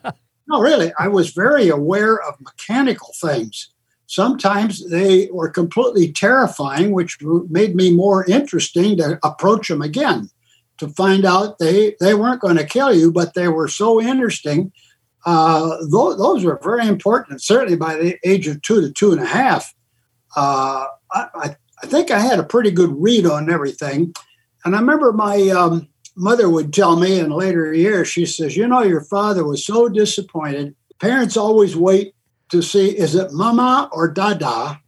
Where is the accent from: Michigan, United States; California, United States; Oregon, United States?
California, United States; Los Angeles; Well, even before 10 years old, at 5 years old, our family lived in the Los Feliz district, about two blocks down from where Walt Disney was living. I didn't know that till later. But luckily, we moved to Glendale